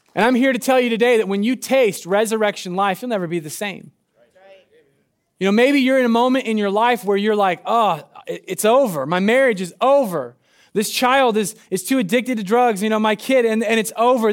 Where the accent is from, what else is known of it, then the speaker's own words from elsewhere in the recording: Medford, Oregon, United States; I'm from Southern Oregon. I'm from Medford